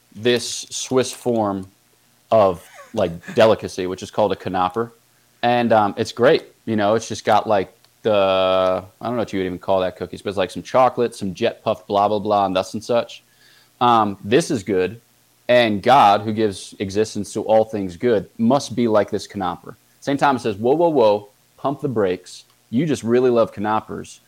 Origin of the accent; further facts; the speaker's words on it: Newtown, Pennsylvania, United States; moved away as an adult; also born or lived in Ohio; I was born in or outside of Newtown, Pennsylvania, which is in southeastern Pennsylvania, just across the river from Trenton, New Jersey. And um, yeah, I grew up in a kind of normal Catholic household